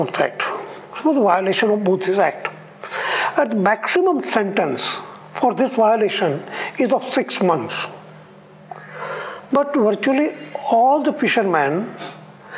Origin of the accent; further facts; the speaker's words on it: Gujarat, India; because I'm originally from Gujarat, I can speak Gujarati